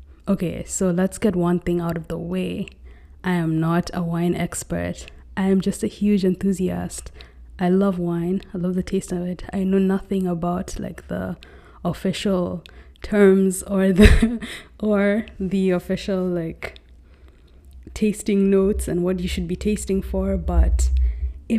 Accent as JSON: {"language": "English", "region": "Nairobi", "country": "Kenya", "tie": "born or raised there", "moved": "as an adult", "lives_now": "New York City, United States", "said": "I was born and raised in Nairobi, Kenya. However, at the moment, I'm actually living in New York City"}